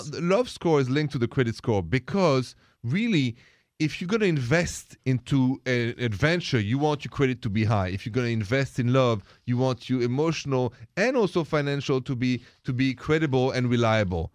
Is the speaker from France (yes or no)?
yes; France; moved away as an adult; now in United States; I'm from France